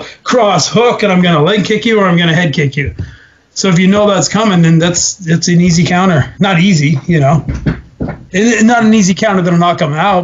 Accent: Alberta, Canada; moved away; also born or lived in Ontario; I was from Alberta and I had my first couple fights there, I had a following

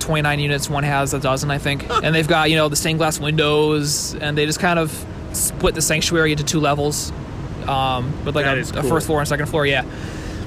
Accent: Pittsfield, Massachusetts, United States; also born or lived in Rochester, New York; I grew up in Pittsfield, so that's definitely my neck of the woods, my backyard

